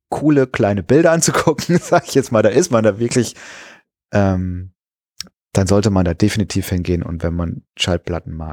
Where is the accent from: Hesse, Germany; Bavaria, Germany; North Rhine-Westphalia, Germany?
North Rhine-Westphalia, Germany; Kreuztal; in meiner alten Heimat, da wo ich herkomme, ähm, da war der auch zu Hause übrigens, der Friedrich Flick. Ähm, in äh, Kreuztal heißt der, ähm, äh, heißt der Ort